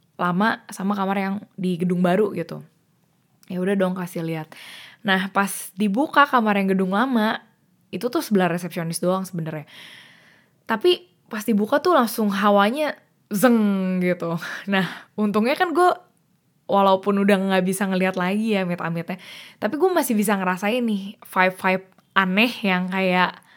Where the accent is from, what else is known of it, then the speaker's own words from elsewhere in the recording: Jakarta, Indonesia; gue sebenarnya asli orang Jakarta, gue lahir di Jakarta